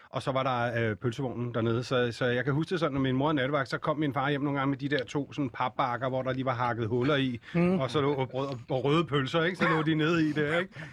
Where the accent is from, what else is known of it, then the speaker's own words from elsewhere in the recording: Fredensborg, Capital Region of Denmark, Denmark; jeg voksede op i Fredensborg